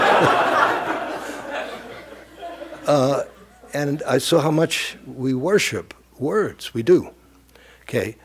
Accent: New York City, New York, United States; I grew up in Brooklyn

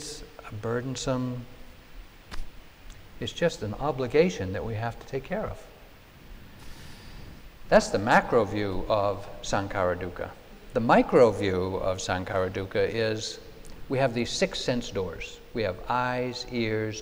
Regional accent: New England, United States; when I was growing up in New England back in the 50s

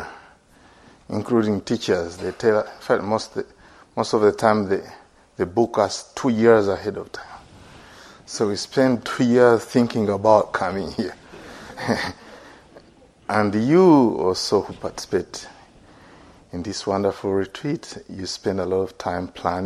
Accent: Uganda; born and bred in Uganda

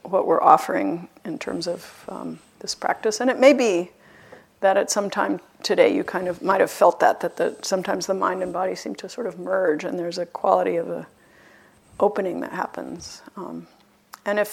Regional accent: Boston, Massachusetts, United States; I'm even from Boston

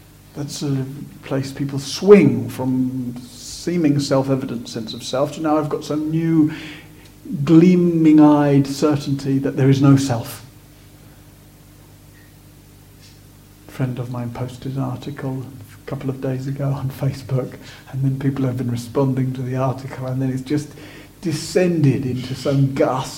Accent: Sussex, South East England, United Kingdom; I was born in 1970 in Sussex

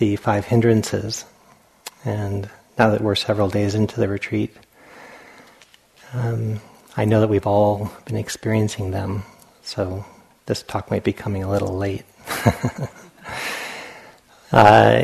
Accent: Providence, Rhode Island, United States; when I was a child, growing up in Providence, Rhode Island

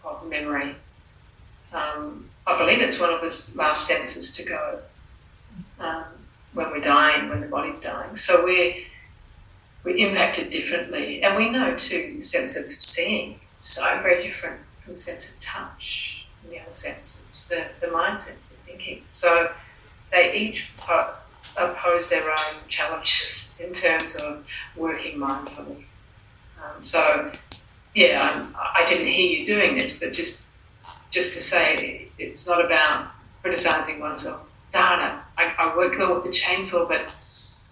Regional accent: Australia; I'm Australian

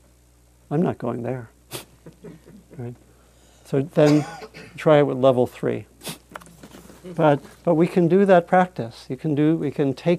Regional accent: East Coast, United States; I was born on the East Coast

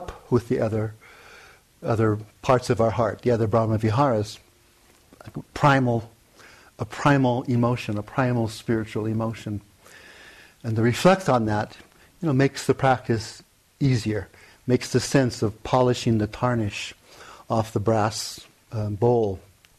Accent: Hawaii, United States; I grew up, born and raised in Hawaii

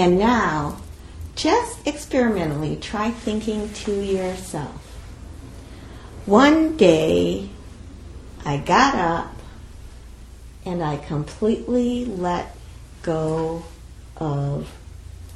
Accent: United States; I'm Japanese American

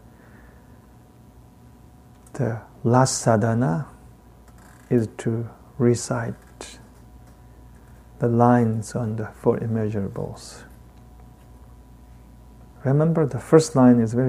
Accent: Tibet, China; accent: heavy Tibetan; English is a second language; I got a heavy Tibetan accent

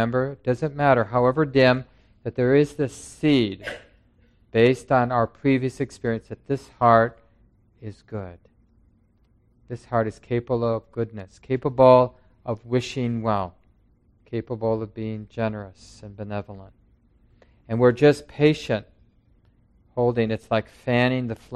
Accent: Minneapolis, Minnesota, United States; When I was young, growing up in North Minneapolis

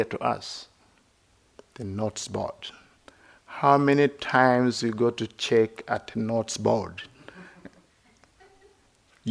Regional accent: Uganda; moved away as an adult; also born or lived in India / Sri Lanka / Thailand; I grew up in Uganda

